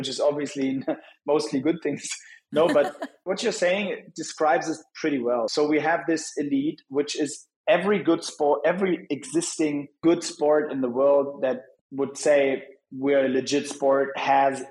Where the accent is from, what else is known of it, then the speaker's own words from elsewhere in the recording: Hamburg, Germany; Hamburg last week, which is my hometown